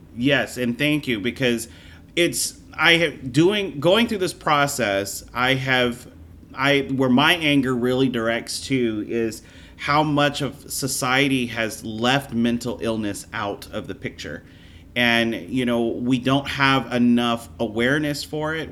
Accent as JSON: {"language": "English", "region": "Louisiana", "country": "United States", "tie": "born or raised there", "also_born_or_lived": "Florida", "moved": "as an adult", "said": "I was born and raised in Louisiana"}